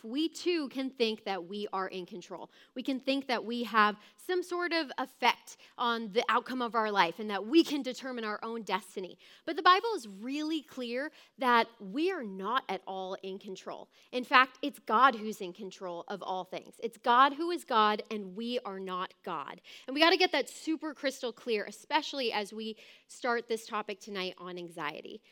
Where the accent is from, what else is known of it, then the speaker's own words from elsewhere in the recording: Southern California, United States; my childhood growing up in Southern California